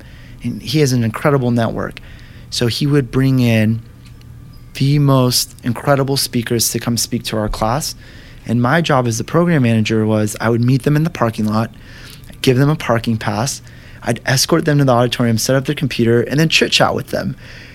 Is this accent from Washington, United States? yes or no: yes; Washington, United States; moved away as an adult; I was from Washington